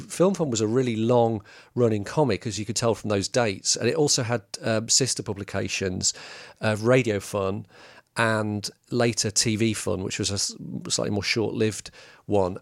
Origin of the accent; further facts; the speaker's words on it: England, United Kingdom; as English peop-